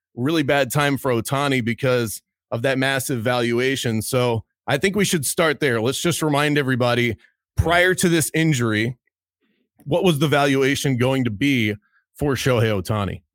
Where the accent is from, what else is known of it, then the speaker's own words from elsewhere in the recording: Baltimore, Maryland, United States; I'm from Baltimore, Maryland